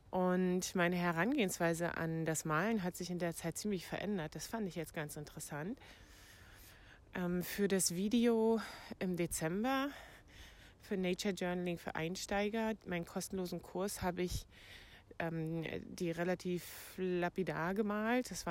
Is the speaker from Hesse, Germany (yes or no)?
no; Brandenburg, Germany; Ich bin in meiner alten Heimat im Havelland und kümmere mich hier um den Hund von meiner Mutter